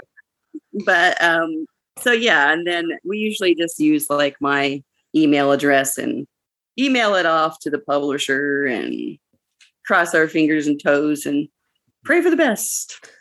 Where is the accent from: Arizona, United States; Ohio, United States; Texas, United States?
Arizona, United States; growing up in Arizona